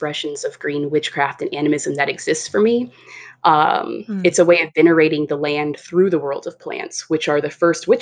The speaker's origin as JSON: {"language": "English", "region": "California", "country": "United States", "tie": "born or raised there", "said": "That's where we grew up in California, and we grew up around that a lot."}